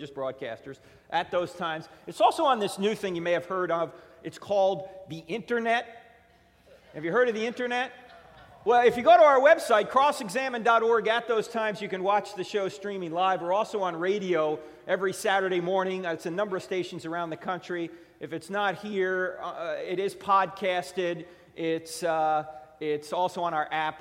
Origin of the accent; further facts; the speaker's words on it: New Jersey, United States; moved away; I'm originally from New Jersey